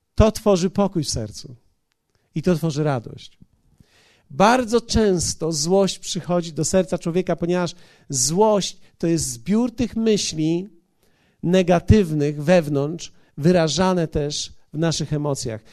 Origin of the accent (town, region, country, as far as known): Poland